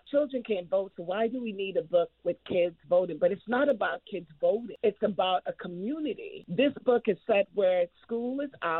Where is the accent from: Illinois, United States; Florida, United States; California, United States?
Florida, United States; Fort Lauderdale; I grew up in Fort Lauderdale.